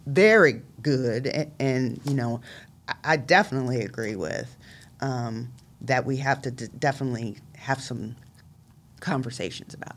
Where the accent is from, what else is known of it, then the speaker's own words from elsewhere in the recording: Columbus, Ohio, United States; I, too, am a, uh, Columbus City School graduate. I went to Northland High School, um, graduated out of nineteen ninety-four